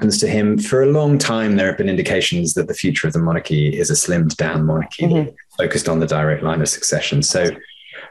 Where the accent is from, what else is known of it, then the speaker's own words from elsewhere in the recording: United Kingdom; now in United States; as a British filmmaker living in the US and working here